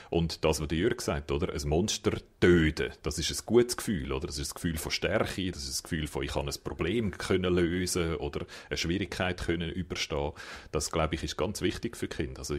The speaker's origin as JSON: {"language": "German", "country": "Japan", "second_language": "German", "said": "Das ist, äh, als Japaner lacht man über das, oder?"}